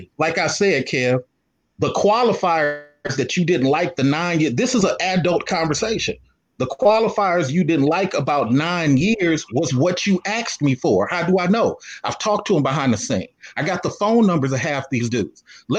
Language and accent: English; Oakland, California, United States; I'm from West Oakland.